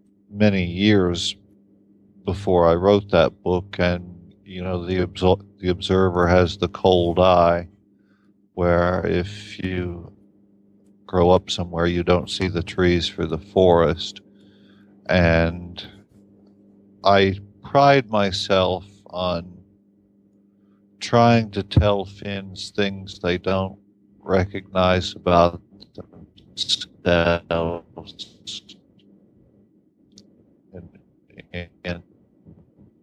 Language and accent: English; Appalachian Kentucky, United States; moved away as an adult; also born or lived in Boston, United States; now in Finland; I grew up in Appalachian Kentucky